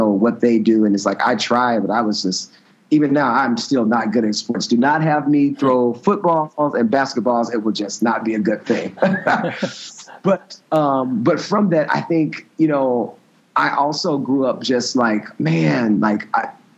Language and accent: English; Moss Point, Mississippi, United States; moved away as an adult; also born or lived in Alabama; I actually was born in Moss Point, Mississippi, which is a small town on the Mississippi Gulf Coast. Grew up in a Christian home.